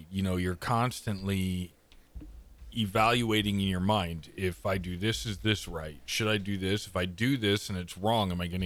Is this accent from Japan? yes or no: no; Canada